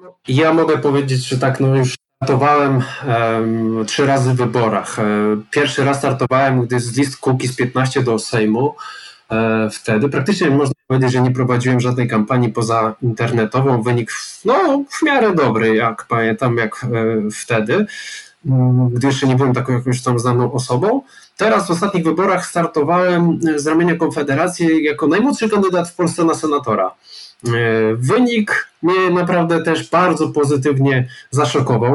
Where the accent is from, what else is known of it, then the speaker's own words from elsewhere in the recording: Iława, Warmian-Masurian Voivodeship, Poland; pochodzę z małego miasta, jakim jest Iława